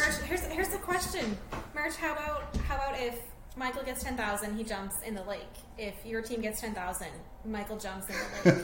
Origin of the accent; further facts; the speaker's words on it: Newfoundland and Labrador, Canada; now in St. John's, Canada; I am a Newfoundlander, and I've born and raised Newfoundland and Labrador